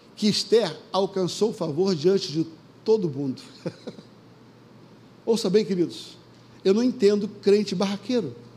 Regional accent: Rio de Janeiro, Brazil; quando eu era garoto pequeno, lá no Vidigal

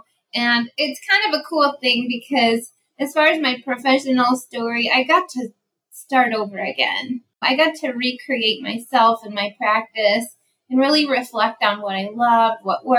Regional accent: the Finger Lakes, upstate New York, United States; now in Jacksonville, United States; Well, I'm from upstate New York. I'm from the Finger Lakes. And now I live in sunny Jacksonville, Florida.

